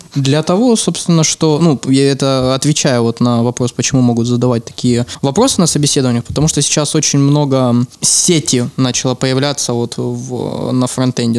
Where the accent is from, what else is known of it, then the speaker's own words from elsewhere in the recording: Ukraine; я украинец, потому что культура сформировалась украинская